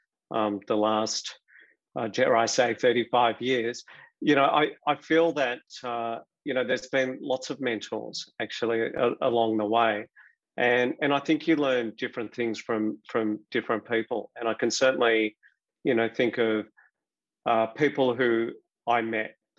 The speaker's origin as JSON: {"language": "English", "town": "Melbourne", "region": "Victoria", "country": "Australia", "tie": "born or raised there", "said": "I grew up, I was educated in Melbourne, studied at Monash University"}